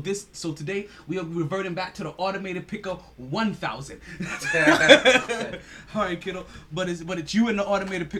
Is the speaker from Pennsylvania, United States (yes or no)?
no; New York, United States; I mean my hometown team. Because, you know, I'm from New York